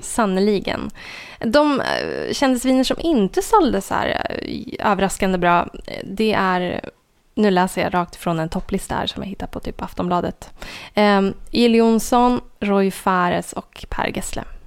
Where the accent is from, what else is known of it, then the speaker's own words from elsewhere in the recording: Sveg, Jämtland, Sweden; moved away; min hemort Sveg där det inte bor mer än 2000 personer